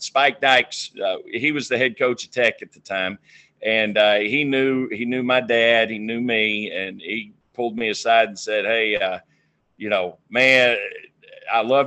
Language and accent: English; Fort Worth, Texas, United States; also born or lived in Houston, Texas; now in Lubbock, United States; I was born in 1971 in Fort Worth